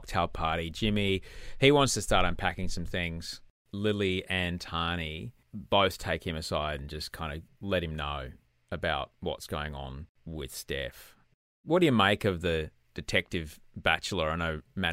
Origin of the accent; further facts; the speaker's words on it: Queensland, Australia; as a Queenslander